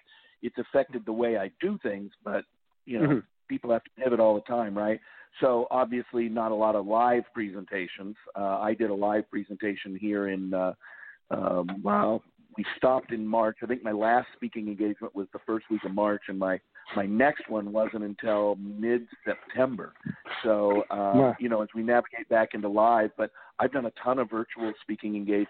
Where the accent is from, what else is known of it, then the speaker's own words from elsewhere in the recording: Seattle, Washington, United States; I was born and raised in Seattle, Washington. My mom and dad were both born there in the greater Seattle area, moreover in Bremerton